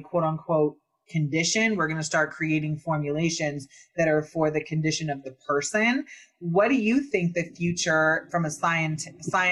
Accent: Northern California, United States; also born or lived in Santa Cruz, California / Humboldt County, California; I was born in Santa Cruz, grew up in Northern California

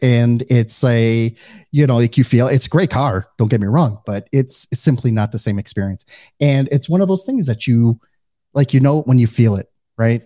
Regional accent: Midwest, United States; accent: Midwestern; now in Fort Lauderdale, United States; they either can pick up on my Midwestern accent or they just don't hear it at all

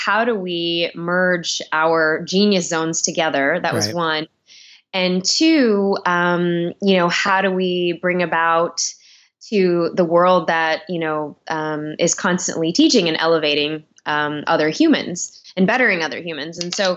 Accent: Chicago, Illinois, United States; now in Los Angeles, United States; growing up in Chi City in Chicago

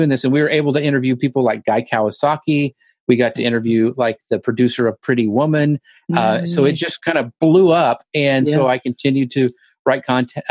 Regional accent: Kansas, United States; now in Longview, United States; I don't think you'll hear any like Southern stuff, because I grew up in Kansas.

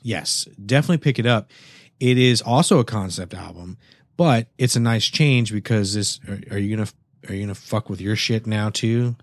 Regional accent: San Antonio, Texas, United States; now in Houston, United States; I come from San Antonio.

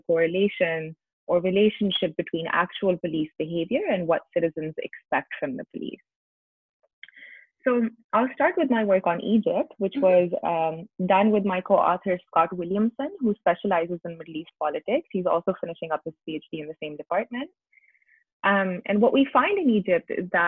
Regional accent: Islamabad, Islamabad Capital Territory, Pakistan; I grew up in Islamabad, Pakistan

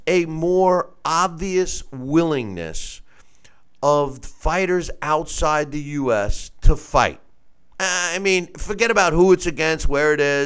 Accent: United States; I'm an Italian-American and I'm an American first

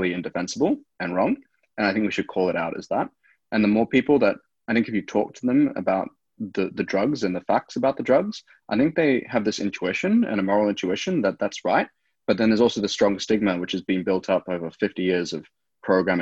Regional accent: South Africa; now in Australia; I was born in South Africa.

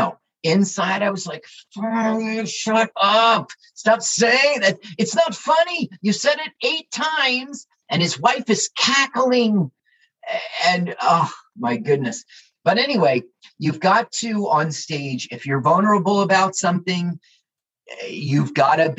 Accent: Little Ferry, New Jersey, United States; I am a Jersey comedian who is not gay, but I am from Little Ferry.

